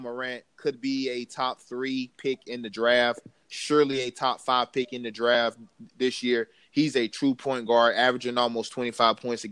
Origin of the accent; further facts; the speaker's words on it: Tallahassee, Florida, United States; I'm from Tallahassee